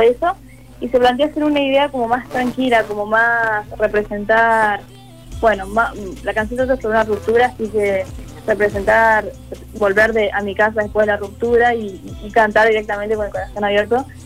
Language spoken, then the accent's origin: Spanish; Córdoba, Argentina; soy de Córdoba